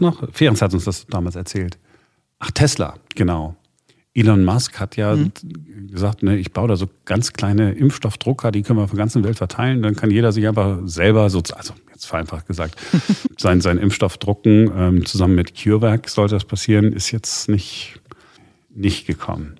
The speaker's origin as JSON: {"language": "German", "town": "Duisburg", "region": "North Rhine-Westphalia", "country": "Germany", "said": "bei uns in Duisburg"}